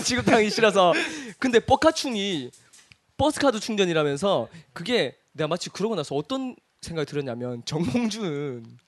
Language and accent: Korean; Cheongsong, North Gyeongsang, South Korea; moved away; 우리 고향이 청송이니까